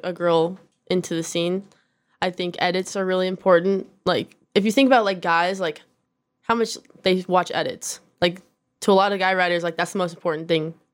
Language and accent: English; Corona, California, United States; now in Downey, United States; I was born in Corona, California